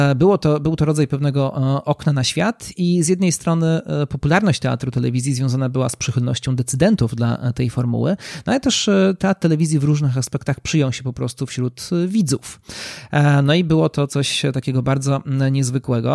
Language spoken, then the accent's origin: Polish; Nowy Sącz, Lesser Poland, Poland; also born or lived in Warsaw; z mojego rodzinnego miasta, czyli z Nowego Sącza